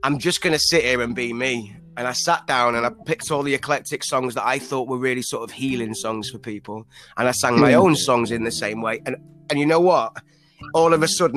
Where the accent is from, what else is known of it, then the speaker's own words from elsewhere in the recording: Northwich, North West England, United Kingdom; moved away; Cheshire originally, but a place called Northwich